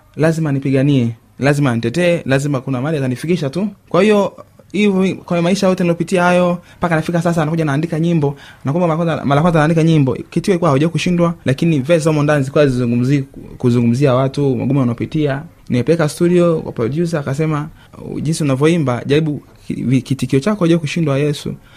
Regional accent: Geita, Geita Region, Tanzania; now in Mwanza, Tanzania; nimetoka Geita nyumbani, nimekuja Mwanza, nimesomea Mwanza pia.

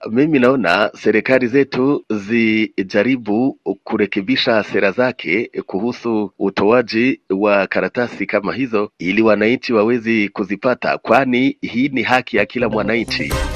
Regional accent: Kagongwa, Shinyanga, Tanzania

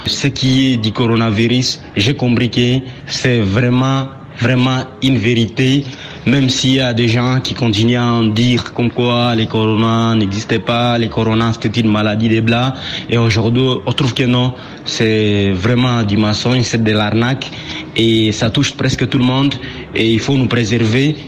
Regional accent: Butembo, North Kivu, DR Congo; ici chez nous à Ville de Boutembo

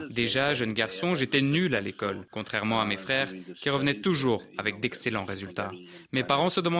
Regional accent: Beira, Sofala, Mozambique; J'évoque Beira, ma ville natale, au cœur du Mozambique où j'ai grandi.

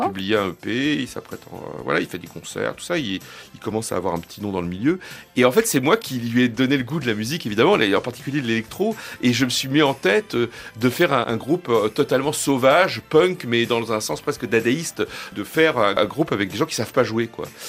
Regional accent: France; chez nous, en France

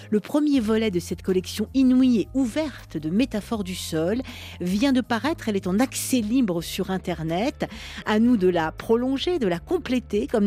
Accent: Kabul, Afghanistan; born there; Pour moi, je suis née à Kaboul en Afghanistan, donc ce n'est pas le même rapport avec le sol qu'on a ici.

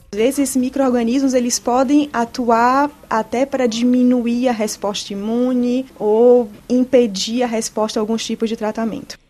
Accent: Bahia, Brazil; moved away as an adult; also born or lived in São Paulo, Brazil; now in Villejuif, France; eu sou baiana e sou médica oncologista. Fiz toda a minha formação médica no Brasil, a Faculdade de Medicina na Universidade Federal da Bahia

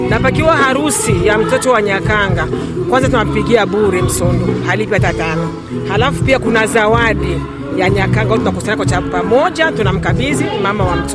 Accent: Buyenzi, Bujumbura Mairie, Burundi; E, sisi ni waswahili wa Buyenzi.

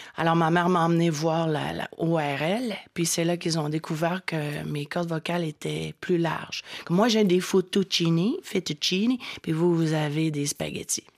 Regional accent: Quebec, Canada; first language French; chez nous, au Québec

